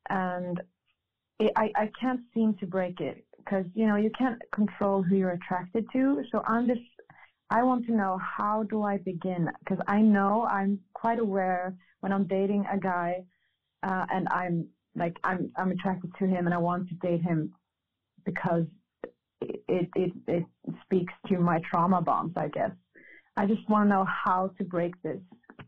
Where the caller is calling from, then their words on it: Gothenburg, Västra Götaland, Sweden; I'm calling from Gothenburg in Sweden.